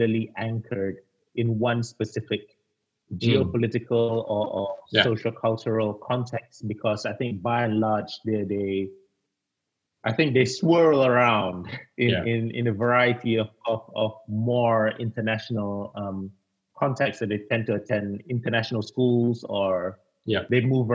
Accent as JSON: {"language": "English", "country": "Malaysia", "also_born_or_lived": "Indonesia", "moved": "yes", "lives_now": "United Kingdom", "said": "I'm a Malaysian."}